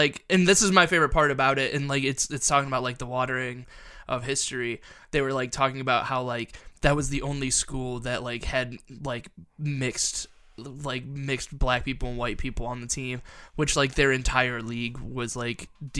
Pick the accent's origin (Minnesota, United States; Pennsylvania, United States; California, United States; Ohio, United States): Ohio, United States; Toledo; moved away; Because I'm originally from Toledo